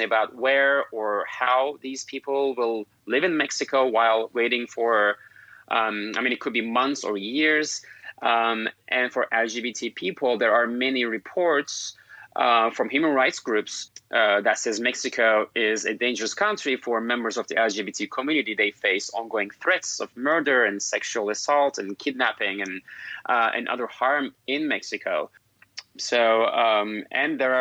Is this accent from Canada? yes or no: no; Turkey; moved away as an adult; now in United States; I'm originally from Turkey and an immigrant myself.